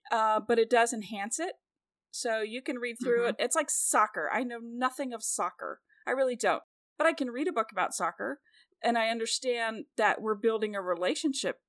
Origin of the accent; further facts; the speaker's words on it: Kansas City, Missouri, United States; I'm from Kansas City where Patrick Mahomes is